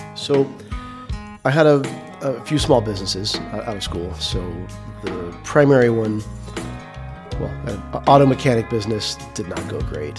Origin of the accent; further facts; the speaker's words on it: Stuttgart, Arkansas, United States; also born or lived in Little Rock, Arkansas; I was born in Stuttgart, Arkansas, in a small, small town. Uh, grew up split between Stuttgart and Little Rock